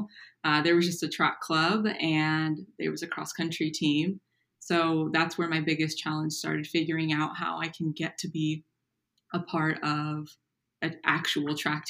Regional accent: Napa, California, United States; I grew up in Napa, California. It was good to be back home. I kind of stay local after college

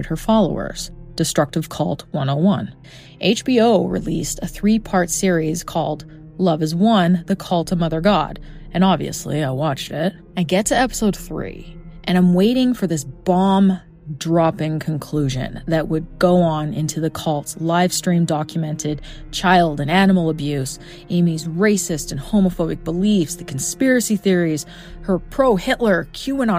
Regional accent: Edmonton, Alberta, Canada; I examined my hometown case of Mark Twitchell

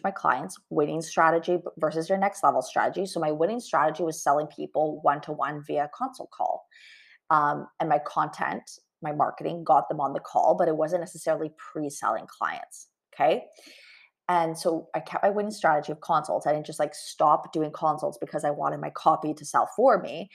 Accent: Canada; I'm Canadian, Tim Hortons

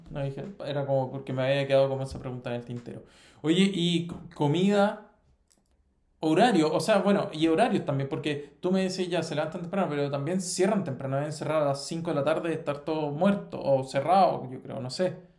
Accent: Chile; moved away as an adult; also born or lived in Italy; now in Spain; Nosotros estamos eh, mal acostumbrado como chilenos

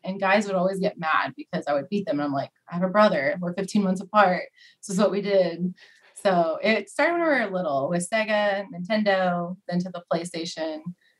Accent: Oklahoma, United States; also born or lived in Missouri; I'm from Oklahoma. I went to school in Missouri, graduated sports management degree. I now work for Special Olympics Oklahoma, and I love it. So this is kind of where I reside in Oklahoma.

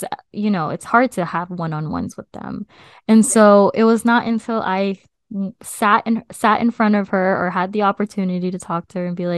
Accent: United States; her having me here, as her first child here in the US

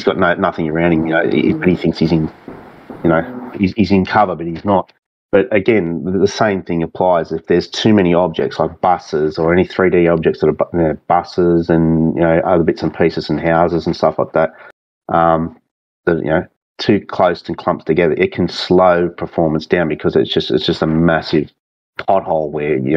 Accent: Singleton, New South Wales, Australia; accent: thick Aussie; also born or lived in Sydney; it's my hometown. I was born there

